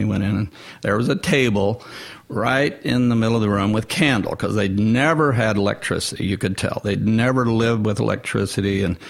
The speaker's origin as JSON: {"language": "English", "town": "Nashville", "region": "Tennessee", "country": "United States", "said": "and I said, I'm from Nashville."}